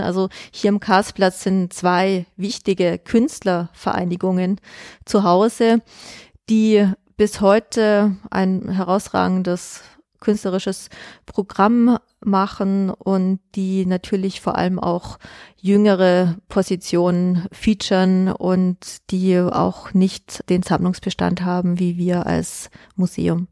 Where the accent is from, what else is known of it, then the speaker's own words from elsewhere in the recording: Augsburg, Bavaria, Germany; moved away as an adult; also born or lived in New York / Berlin; now in Vienna, Austria; Ich bin aus Augsburg, also Bayern